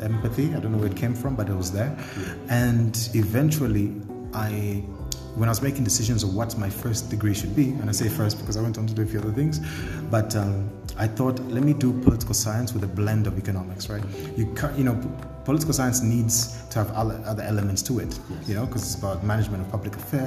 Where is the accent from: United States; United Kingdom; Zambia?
Zambia; Lusaka, Lusaka Province; also born or lived in Ndola, Zambia; I was born here in Lusaka, grew up in Indola during the time when my parents had split, and then, you know, went to Nsansa Primary School up until I was about 10